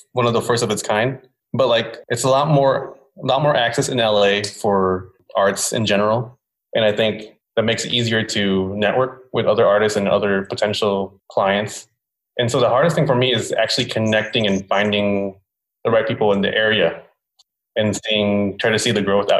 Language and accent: English; Philippines; moved away; I was born in the Philippines